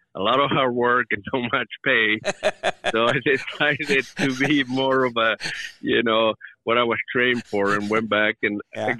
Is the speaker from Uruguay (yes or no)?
yes; Uruguay; now in United States; I grew up in Uruguay, in South America, just a small country right between Argentina and Brazil.